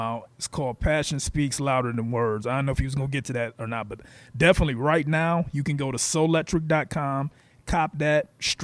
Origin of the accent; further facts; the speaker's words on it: Ohio, United States; I love my hometown. I love Ohio.